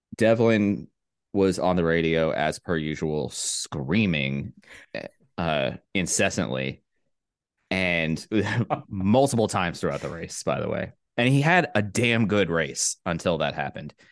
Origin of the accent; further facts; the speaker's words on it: United States; I'm from America